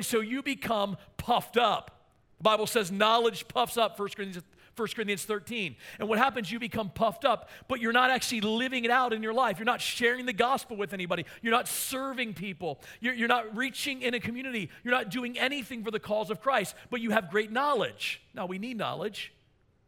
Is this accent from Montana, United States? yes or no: no; Maryland, United States; I'm from Maryland